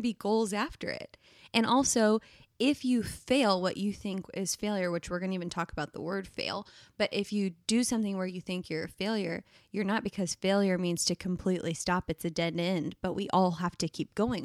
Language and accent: English; Plano, Texas, United States; my hometown, Plano, Texas